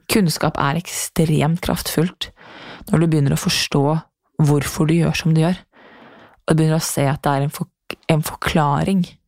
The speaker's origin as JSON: {"language": "Norwegian", "country": "Norway", "also_born_or_lived": "New York", "said": "hjem til Norge"}